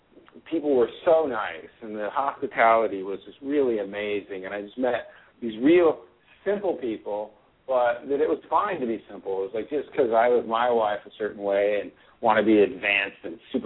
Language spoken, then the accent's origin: English; Portland, Oregon, United States; So my whole life, I grew up in Portland, Oregon, very liberal